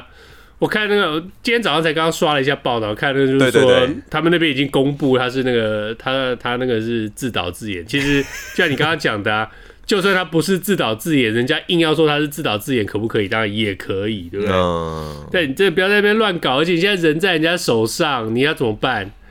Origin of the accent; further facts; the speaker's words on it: United States; Chinese is a second language; now in Taiwan; 我不是那种，嗯，我不是那种去美国去美国游学两个月回来就又又我是去美国长大的。